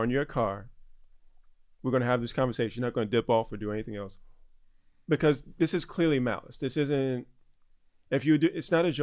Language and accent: English; New York City, New York, United States; born and, and, raised. And I am from the Bronx.